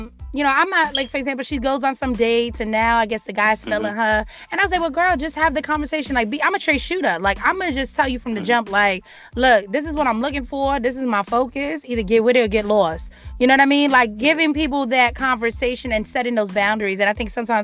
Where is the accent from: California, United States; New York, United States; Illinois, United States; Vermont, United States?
New York, United States; moved away as an adult; now in Washington, United States; I'm from New York, right? I'm a New Yorker